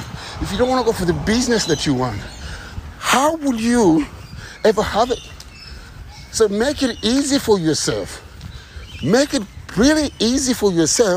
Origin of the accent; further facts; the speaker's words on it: Kenya; moved away; I'm from the ghetto. I'm from Kenya.